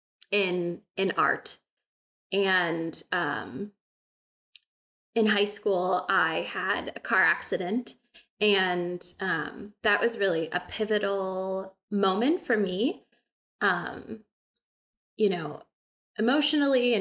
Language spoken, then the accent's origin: English; Bay Area, California, United States; moved away as an adult; also born or lived in Milwaukee, Wisconsin / rural Wisconsin; now in Wisconsin, United States; I grew up in California. I grew up in the Bay Area